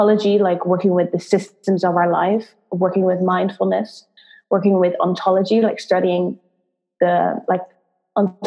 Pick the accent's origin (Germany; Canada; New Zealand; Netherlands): Netherlands; moved away as an adult; also born or lived in London; I'm originally from the Netherlands, Holland.